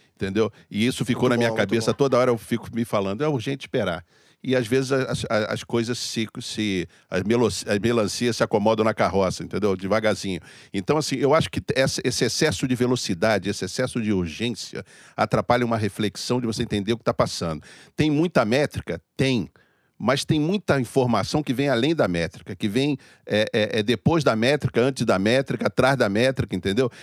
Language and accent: Portuguese; Brazil; como brasileiro